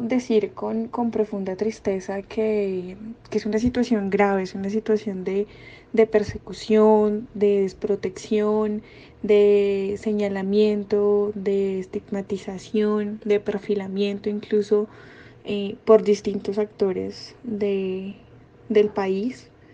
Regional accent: Colombia

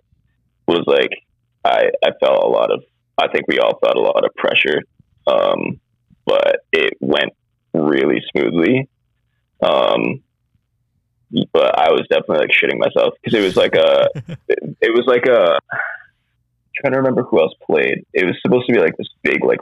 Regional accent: Maine, United States; we're from Maine

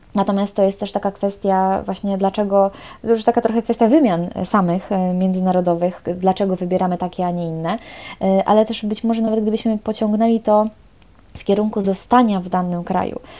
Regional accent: Poland; moved away as an adult; now in Paris, France; jestem z Polski, jestem Polką

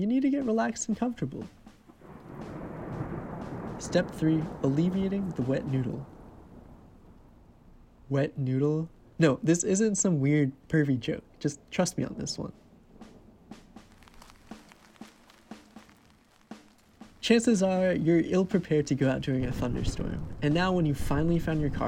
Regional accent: Cranbury, New Jersey, United States; moved away as an adult; also born or lived in New York; my hometown of Cranberry, New Jersey

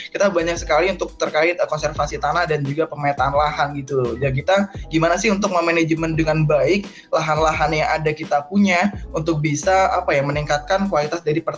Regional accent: Lampung, Indonesia; asal gue dari daerah Lampung.

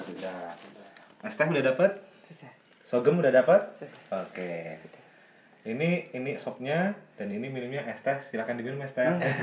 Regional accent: Indonesia

